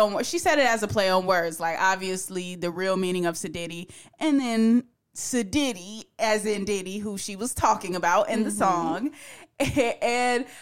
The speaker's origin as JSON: {"language": "English", "town": "Newark", "region": "New Jersey", "country": "United States", "said": "I'm from Newark, New Jersey"}